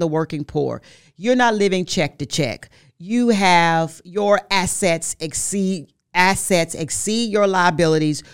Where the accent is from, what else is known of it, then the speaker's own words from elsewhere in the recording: Forest City, Arkansas, United States; I'm from Forest City, Arkansas. I made history there. In that, in that school, I was like homecoming queen, like, three years in a row.